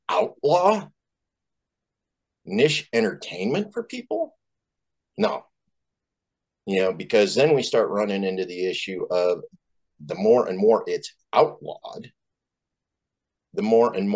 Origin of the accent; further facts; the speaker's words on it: Boise, Idaho, United States; I was raised in Boise, Idaho, you know, conservative capital of the world